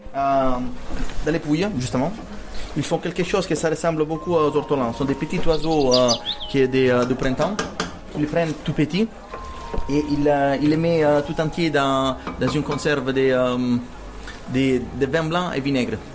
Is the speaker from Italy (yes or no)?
yes; Rome, Lazio, Italy; moved away; Moi je suis originaire euh, de Rome. mon quartier s'appelle Torpignatara.